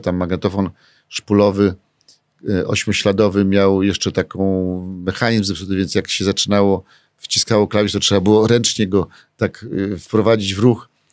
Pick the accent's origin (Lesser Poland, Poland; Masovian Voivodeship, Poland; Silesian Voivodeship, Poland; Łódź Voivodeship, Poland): Masovian Voivodeship, Poland; Warsaw; jestem z Mokotowa